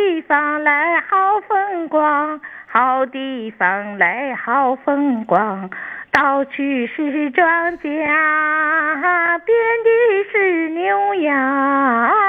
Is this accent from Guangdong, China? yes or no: no; Dalian, Liaoning, China; 大连人啊，